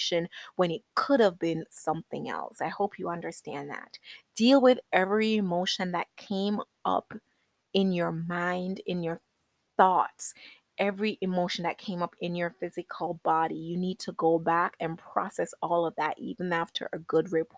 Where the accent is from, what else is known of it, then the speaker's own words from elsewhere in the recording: Jamaica; I was born in Jamaica.